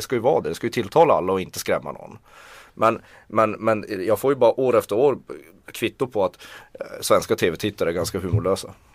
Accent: Kiruna, Norrbotten County, Sweden; now in Stockholm, Sweden; om jag åkte hem till Kiruna

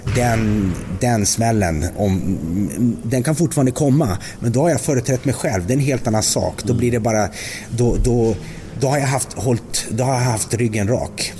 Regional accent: Västerbotten County, Sweden; moved away; also born or lived in Småland; jag kom ju där uppe från Västerbotten

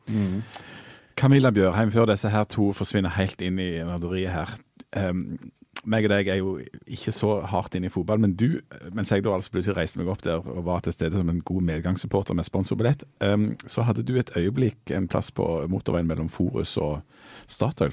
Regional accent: Bryne, Rogaland, Norway; og jeg er fra Bryne

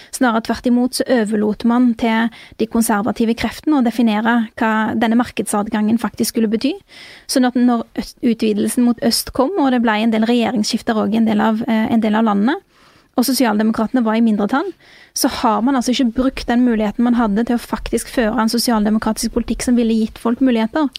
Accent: Bjørheimsbygd, Rogaland, Norway; jeg vokste opp i Bjørheimsbygd

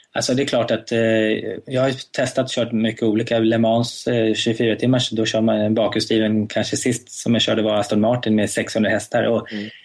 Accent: Sweden; hemma i Sverige

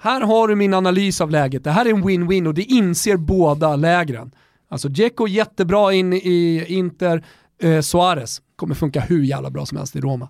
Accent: Sweden; vi är från Europa och att vi, eh, vi är eh, uppväxta i, i Svedala

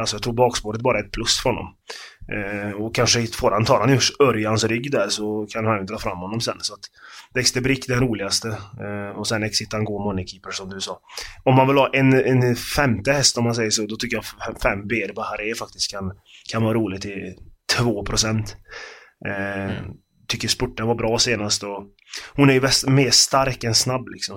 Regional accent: Karlstad, Värmland, Sweden; moved away; jag är från Karlstad från början, så jag har ju varit på Färjestad många gånger med farsan och hans polare

